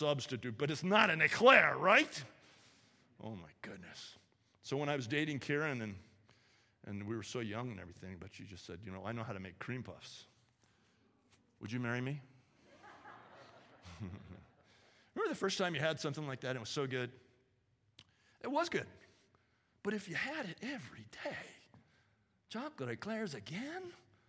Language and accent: English; California, United States; moved away; I grew up in California